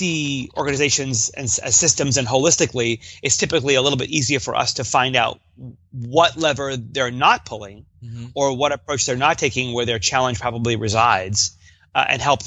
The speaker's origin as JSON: {"language": "English", "region": "New York", "country": "United States", "moved": "yes", "lives_now": "Seattle, United States", "said": "I do hail from New York. I'm a displaced East Coaster here in the U.S."}